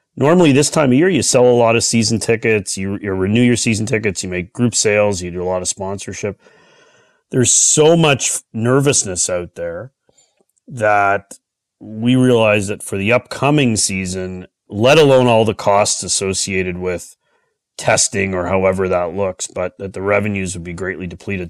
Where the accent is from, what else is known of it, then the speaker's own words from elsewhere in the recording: Toronto, Ontario, Canada; I'm born and raised in the Toronto area.